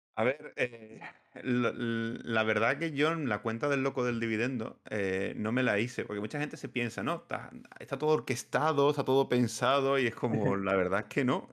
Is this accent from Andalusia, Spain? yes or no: yes; Seville, Andalusia, Spain; now in Badajoz, Spain; soy de Sevilla